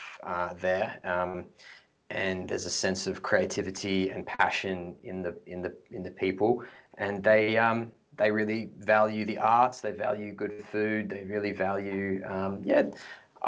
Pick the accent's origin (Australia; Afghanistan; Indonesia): Australia; also born or lived in Canberra / Adelaide; I grew up in, in Canberra and Adelaide